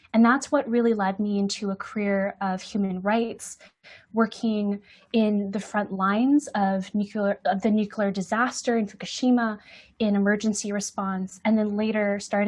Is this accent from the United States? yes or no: yes; San Francisco, California, United States; now in Vancouver, Canada; I was born in San Francisco. I'm Chinese American. I grew up in a neighborhood where my parents moved after they immigrated from Hong Kong and China.